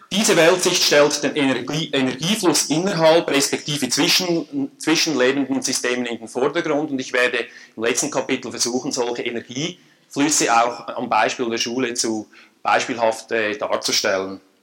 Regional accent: Switzerland; accent: Swiss (like Emil Steinberger)

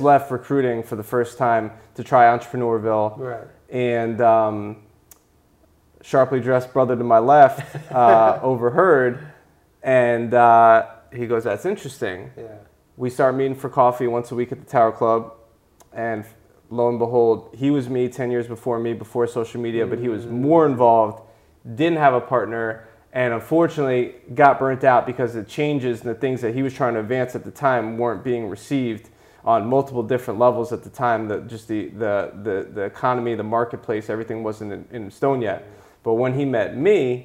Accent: Coral Springs, Florida, United States; the people I grew up with in Coral Springs, where I'm born and raised from

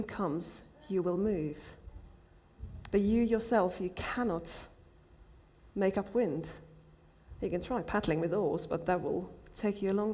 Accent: Finland; I'm from Finland

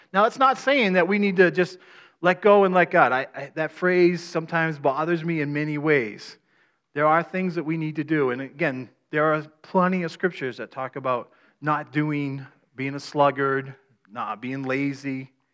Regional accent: Maine, United States; I'm from Maine

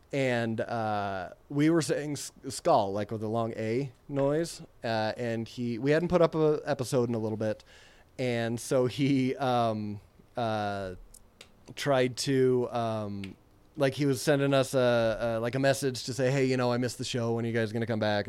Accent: Utah, United States; I'm from Utah, so it made me think of home

